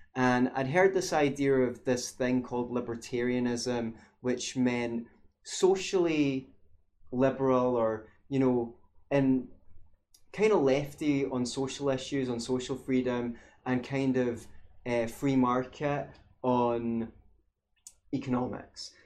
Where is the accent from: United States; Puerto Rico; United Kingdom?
United Kingdom; Scotland; growing up in Scotland